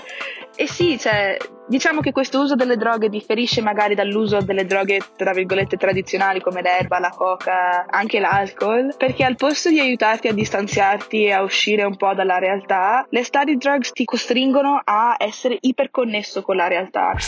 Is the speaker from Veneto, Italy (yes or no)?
yes; Venice, Veneto, Italy; moved away as an adult; now in Providence, United States; sono una ragazza italo-americana nata e cresciuta a Venezia, ora frequentante la Brown University eh, negli Stati Uniti